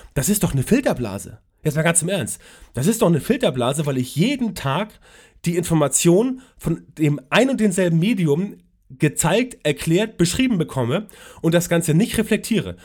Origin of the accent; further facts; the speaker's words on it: Hamburg, Germany; Ich komme aus Hamburg